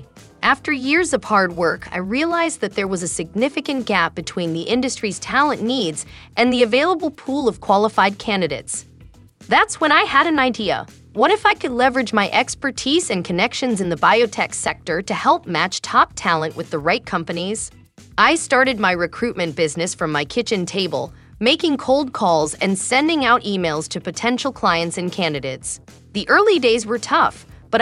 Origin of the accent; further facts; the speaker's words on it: India; moved away as an adult; now in Southern California, United States; I moved to the US from India